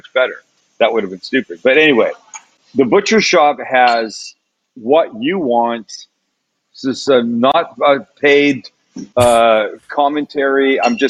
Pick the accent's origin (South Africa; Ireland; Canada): Canada; accent: Canadian; now in San Diego, United States; I'm Canadian